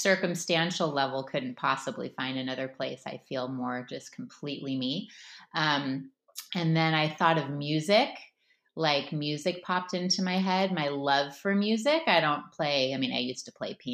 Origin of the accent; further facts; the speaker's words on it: Palos Verdes, California, United States; also born or lived in Berkeley; now in San Francisco, United States; originally, I'm from a town called Palos Verdes in LA, and my parents still live there